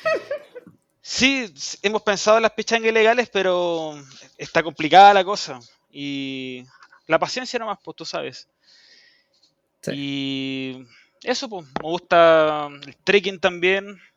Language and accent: Spanish; Chile; also born or lived in Pudahuel; vivo en Puebla y soy chileno